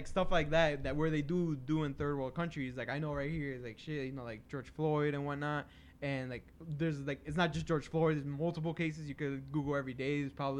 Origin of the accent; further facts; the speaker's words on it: Mexico City, Mexico; I'm from Mexico City. We still have to, like, in ration water, put it in a bucket.